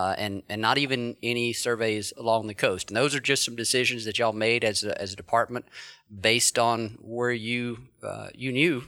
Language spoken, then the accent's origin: English; North Central Mississippi, United States; I grew up in North Mississippi, North Central Mississippi. That's out of the Delta